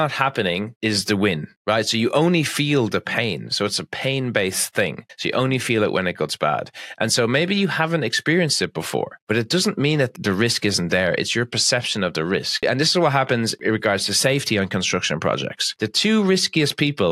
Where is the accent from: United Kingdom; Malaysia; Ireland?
Ireland; Being Irish